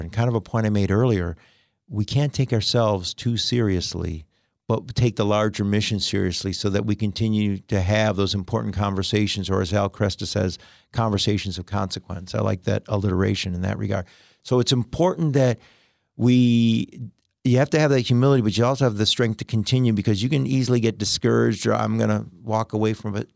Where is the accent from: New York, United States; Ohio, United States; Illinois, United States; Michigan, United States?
Michigan, United States; Detroit; also born or lived in Ann Arbor, Michigan / Missouri; great school growing up in Detroit